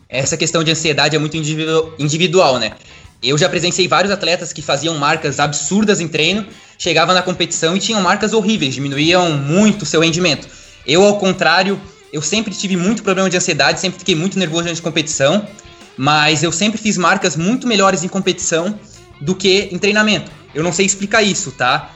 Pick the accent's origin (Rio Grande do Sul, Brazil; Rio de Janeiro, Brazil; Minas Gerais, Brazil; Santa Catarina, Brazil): Santa Catarina, Brazil; Atalanta; now in Blumenau, Brazil; eu sou natural de Atalanta, Santa Catarina, uma cidade interior que tem 3 mil habitantes